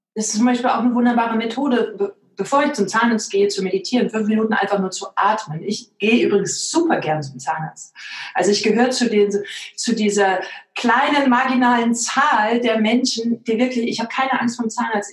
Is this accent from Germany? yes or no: yes; East Germany, Germany; ich bin im Osten groß geworden